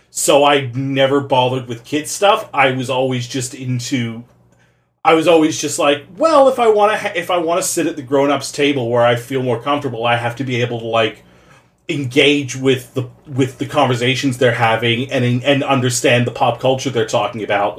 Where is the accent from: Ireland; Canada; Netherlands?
Canada; By virtue of being Canadian, I saw a lot of Caillou